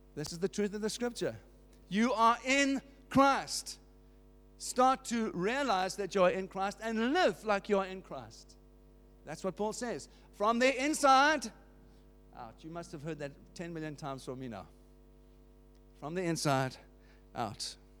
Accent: South Africa; I grew up in South Africa under apartheid.

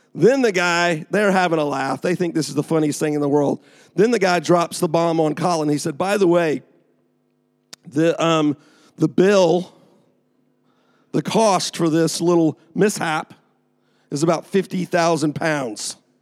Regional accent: Atlanta, Georgia, United States; moved away as an adult; now in England; I'm from Atlanta, Georgia.

